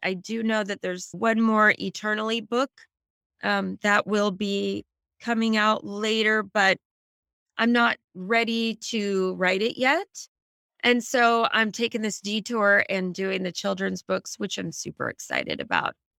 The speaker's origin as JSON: {"language": "English", "area": "Silicon Valley", "region": "California", "country": "United States", "tie": "born or raised there", "said": "I grew up in the Silicon Valley"}